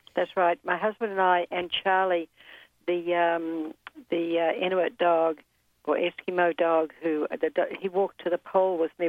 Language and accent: English; New Zealand; moved away as an adult; also born or lived in Guatemala; now in United States; I was born and raised in New Zealand